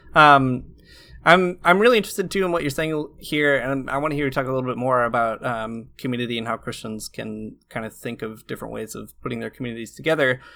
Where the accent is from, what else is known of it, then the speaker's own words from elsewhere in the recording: rural Michigan, United States; my hometown, which is, like, a really rural part of Michigan